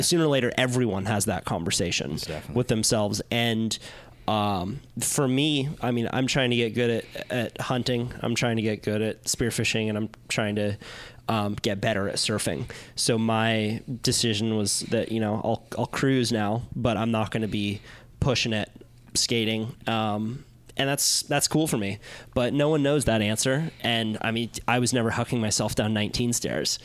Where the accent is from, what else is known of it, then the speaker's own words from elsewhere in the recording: Santa Cruz, California, United States; growing up in Santa Cruz, like I was, I was a beach kid